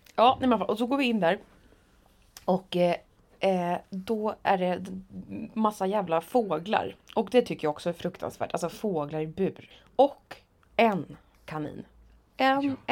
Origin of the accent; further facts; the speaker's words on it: Motala, Östergötland, Sweden; moved away; Åkte hem till mamma där jag då sov eftersom jag var hemma i Motala